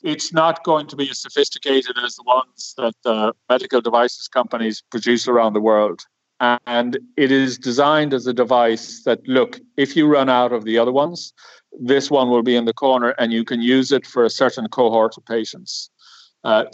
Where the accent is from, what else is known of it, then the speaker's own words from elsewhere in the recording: Cork, Munster, Ireland; moved away; I'm an engineer from Cork originally